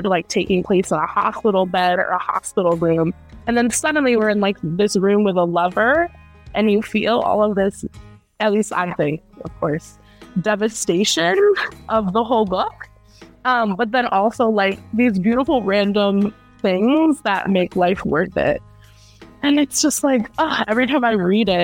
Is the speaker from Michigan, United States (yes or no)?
no; Hartford, Connecticut, United States; we're both from Hartford, Connecticut